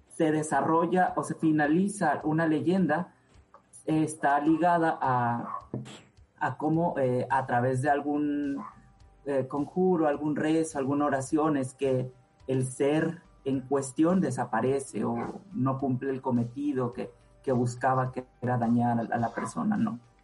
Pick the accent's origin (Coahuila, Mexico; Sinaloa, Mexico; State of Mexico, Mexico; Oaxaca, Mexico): Oaxaca, Mexico; Puerto Ángel; el lugar donde yo nací, que se llama Puerto Ángel